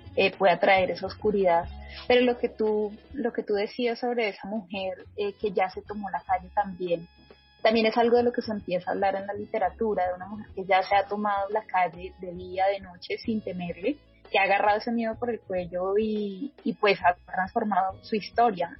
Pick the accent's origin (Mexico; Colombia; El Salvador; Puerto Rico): Colombia; Bogotá; mi perspectiva aquí como, pues, como mujer bogotana